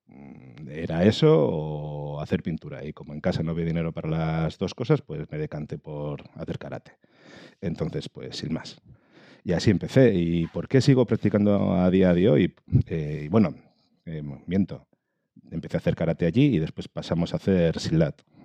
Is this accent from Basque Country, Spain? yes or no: yes; Galdakao, Basque Country, Spain; soy chaval de Galdácano en su momento, pues con seis años para siete